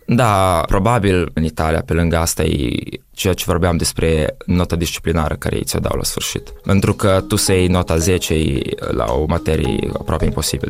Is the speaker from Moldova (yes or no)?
yes; Moldova; moved away as an adult; also born or lived in Italy; eu sunt din Moldova